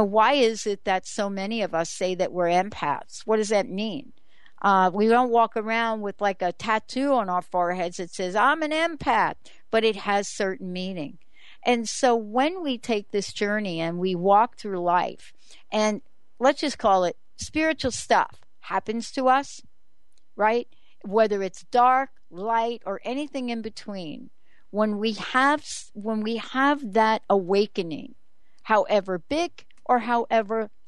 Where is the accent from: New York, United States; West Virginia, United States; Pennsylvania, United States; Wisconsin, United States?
New York, United States; I'm from New York